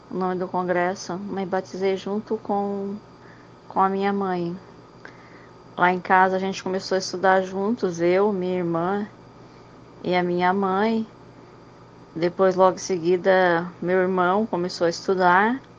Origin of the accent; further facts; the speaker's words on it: Santa Catarina, Brazil; A gente é de Santa Catarina.